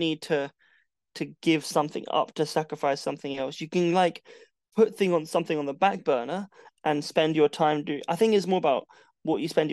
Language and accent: English; London, United Kingdom; moved away as an adult; now in Portsmouth, United Kingdom; I sacrificed living in my hometown and living in London to move to Portsmouth